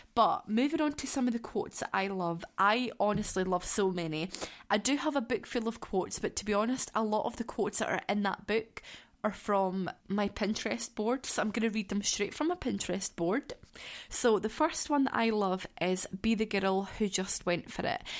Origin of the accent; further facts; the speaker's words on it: Scotland, United Kingdom; I am from Scotland. I live in southwest Scotland